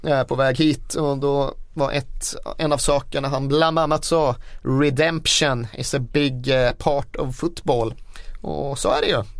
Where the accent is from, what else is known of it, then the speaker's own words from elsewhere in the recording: northern Sweden, Sweden; moved away; Uppe där jag kommer ifrån har man ju alltid ett problem att det är så jävla mycket renar på vägarna.